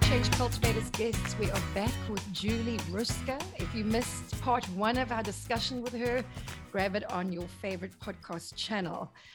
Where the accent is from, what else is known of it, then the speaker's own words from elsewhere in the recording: South Africa; I'm South African